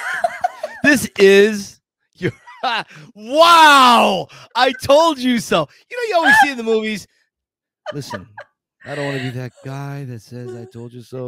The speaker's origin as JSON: {"language": "English", "town": "Scranton", "region": "Pennsylvania", "country": "United States", "tie": "born or raised there", "moved": "yes", "said": "Scranton, Pennsylvania. This is my hometown, Scranton"}